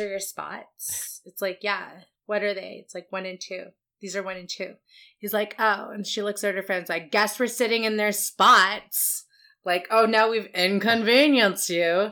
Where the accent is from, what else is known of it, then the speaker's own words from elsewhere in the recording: Vancouver, British Columbia, Canada; We're two Asians born and raised in Vancouver.